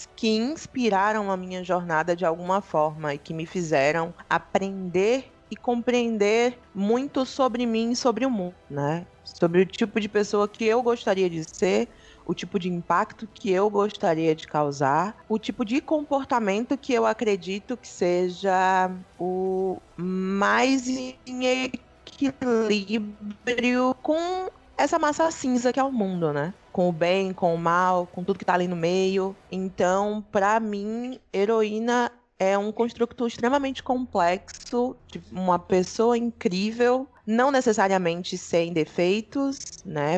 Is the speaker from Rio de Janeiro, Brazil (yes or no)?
no; Salvador, Bahia, Brazil; eu sou de Salvador, né? Ah, nascida e criada boa parte do tempo aqui